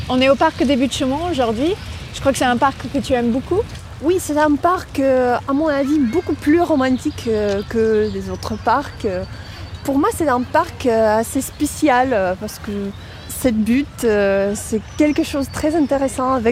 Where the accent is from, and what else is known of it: Moscow, Russia; French is a second language; now in Paris, France